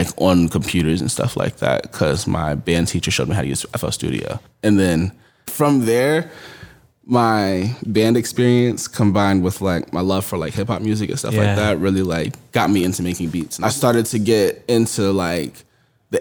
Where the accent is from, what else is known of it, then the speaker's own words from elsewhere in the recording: East Hartford, Connecticut, United States; I grew up in Hartford, Connecticut, and then moved to East Hartford, Connecticut when I was pretty young. So like the Hartford County area is like all my stomping grounds